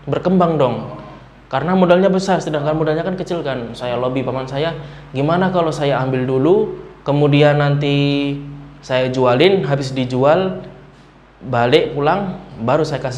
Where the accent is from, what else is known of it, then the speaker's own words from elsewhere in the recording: Boyolali, Central Java, Indonesia; dari Boyolali Mas kebetulan.